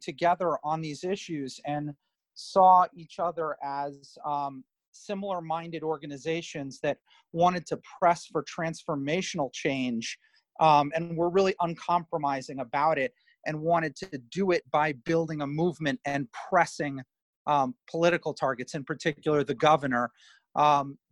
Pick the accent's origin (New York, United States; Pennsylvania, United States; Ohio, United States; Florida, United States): New York, United States; New York City; I grew up in Washington Heights in Manhattan